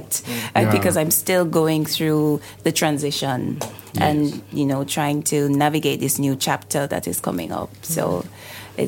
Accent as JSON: {"language": "English", "country": "Jamaica", "said": "I am a Jamaican, of course, a very, very proud Jamaican. My country is located in the Caribbean"}